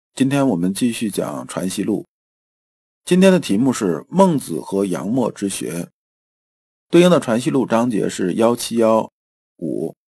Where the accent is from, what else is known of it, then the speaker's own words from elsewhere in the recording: China; 我们中国人的文化